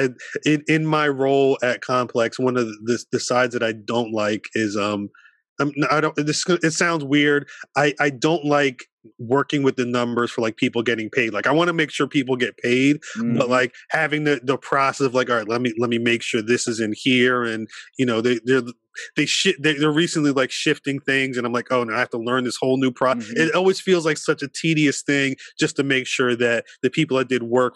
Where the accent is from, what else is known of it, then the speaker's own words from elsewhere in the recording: New Jersey, United States; where I grew up in Jersey.